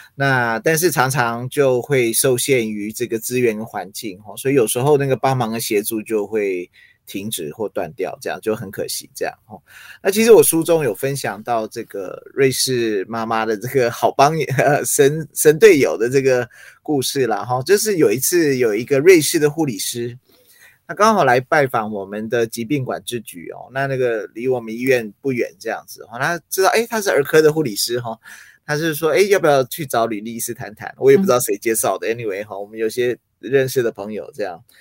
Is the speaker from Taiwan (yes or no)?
yes; Taiwan; Chinese is a second language; also born or lived in United States; 那我在美国那时候就是，呃，幼稚园，然后准备要升小学，然后后来就，就来台湾